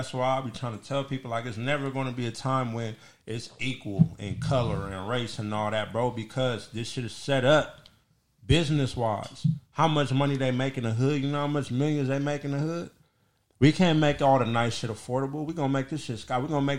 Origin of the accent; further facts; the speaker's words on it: United States; I'm from America.